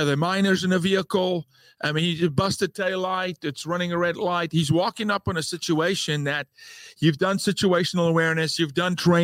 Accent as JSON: {"language": "English", "country": "South Africa", "tie": "born or raised there", "moved": "yes", "lives_now": "United States", "said": "I'm South African"}